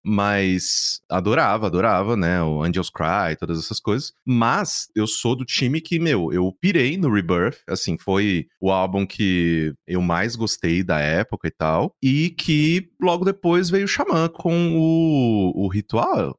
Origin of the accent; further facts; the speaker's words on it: Mococa, São Paulo, Brazil; moved away; eu morava no interior, né, sou de Mococa